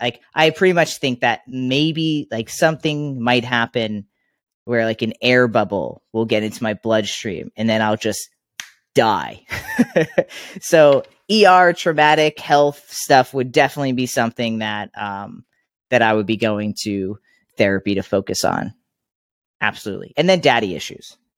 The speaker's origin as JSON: {"language": "English", "area": "Long Island", "region": "New York", "country": "United States", "tie": "born or raised there", "said": "I grew up in Long Island, New York"}